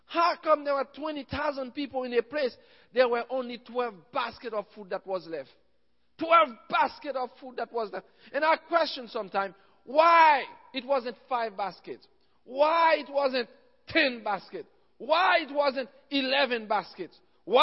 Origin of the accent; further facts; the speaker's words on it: Haiti; I'm from Haiti